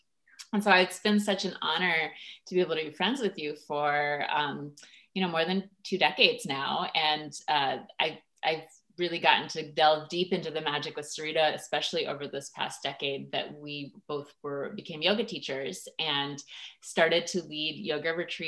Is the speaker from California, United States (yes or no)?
no; Washington, District of Columbia, United States; I grew up in Washington, D.C.